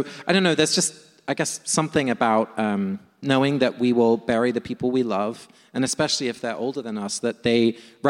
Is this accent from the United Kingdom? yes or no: yes; London, United Kingdom; moved away; my hometown of London